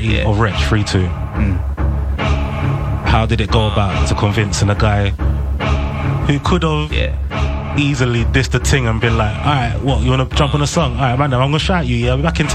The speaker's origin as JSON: {"language": "English", "region": "London", "country": "United Kingdom", "said": "we're from Tottenham"}